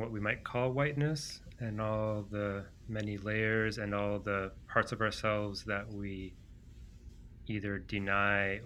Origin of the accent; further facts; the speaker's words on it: Toronto, Ontario, Canada; first language Greek; English is a second language; having grown up, you know, to Greek immigrant parents and speaking Greek before English growing up in Toronto